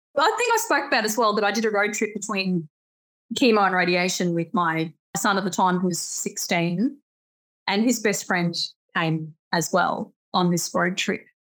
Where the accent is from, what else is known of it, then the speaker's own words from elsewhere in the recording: Australia; I'm Australian